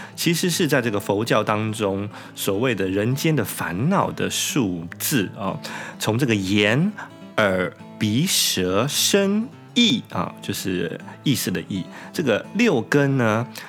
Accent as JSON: {"language": "Chinese", "country": "Taiwan", "moved": "yes", "lives_now": "Japan", "said": "其实我们台湾人大概应该不会喜欢这个东西的"}